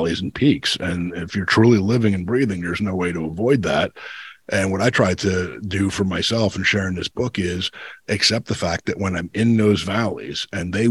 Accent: New Jersey, United States; my life as a kid growing up in New Jersey

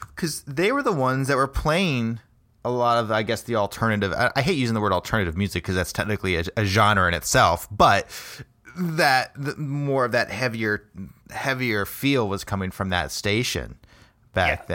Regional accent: United States; now in Des Moines, United States; I grew up in the Quad Cities originally

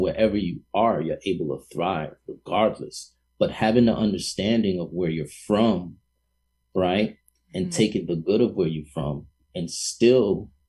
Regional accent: New York City, New York, United States; moved away; also born or lived in Boston; being from New York City, a hardcore New Yorker, even having lived in Boston

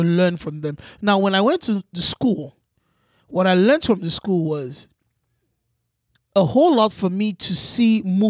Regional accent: Nigeria; But these are the same materials that I've grown up with as an African, as a Nigerian.

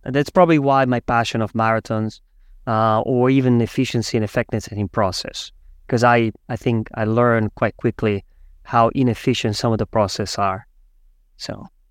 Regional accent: Switzerland; moved away as an adult; also born or lived in Zurich; now in New York, United States; I am actually from Switzerland.

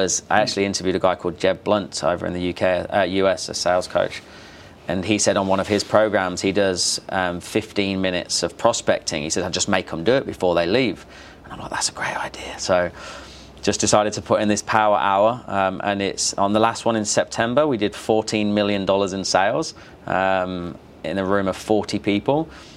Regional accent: Australia; But otherwise, I'm pretty Aussie.

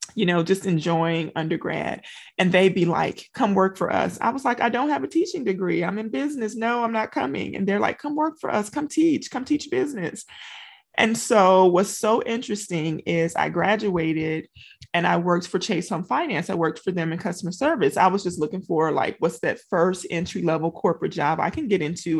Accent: Louisiana, United States; moved away as an adult; now in Texas, United States; I'm from Louisiana

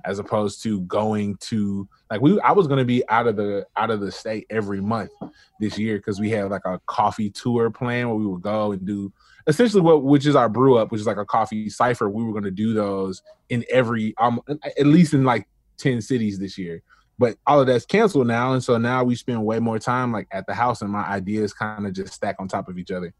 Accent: Memphis, Tennessee, United States; growing up for me as a Black male in Memphis, um, I grew up in White Haven

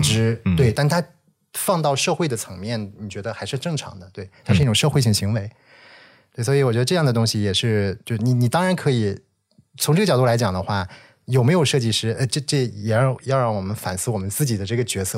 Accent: Shanxi, China; moved away as an adult; 我确实是山西人，在大学之前我基本上在山西生活和接受教育

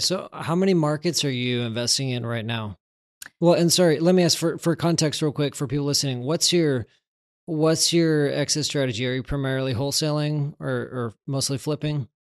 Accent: Texas, United States; I'm from Texas

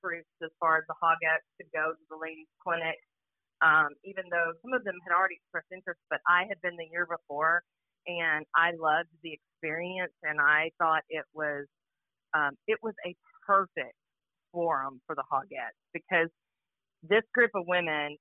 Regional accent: Little Rock, Arkansas, United States; Born and raised in Little Rock, Arkansas

